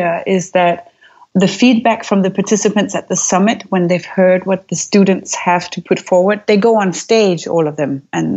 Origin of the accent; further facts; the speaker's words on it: Aarhus, Central Denmark Region, Denmark; I grew up in Aarhus. It's the second largest city of Denmark